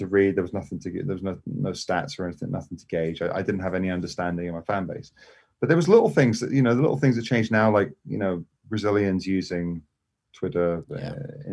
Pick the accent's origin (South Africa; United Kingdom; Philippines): United Kingdom; England; moved away as an adult; also born or lived in Scotland; now in Los Angeles, United States; I'm English. I'm English, but I lived in Scotland. So I lived in Scotland